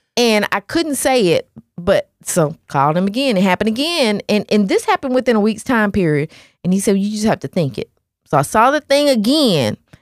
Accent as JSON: {"language": "English", "town": "Nashville", "region": "Tennessee", "country": "United States", "tie": "born or raised there", "said": "When we was little, growing up in Nashville"}